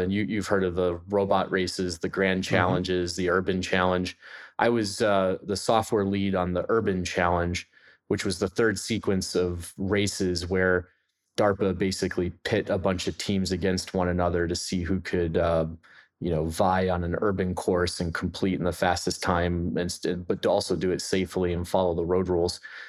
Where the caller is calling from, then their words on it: Pittsburgh, Pennsylvania, United States; I'm coming in from Pittsburgh, Pennsylvania.